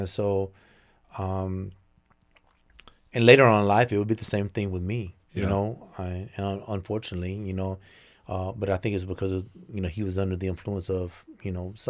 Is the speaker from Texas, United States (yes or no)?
yes; Mesquite, Texas, United States; But it was right on the edge of Southeast Dallas, Pleasant Grove area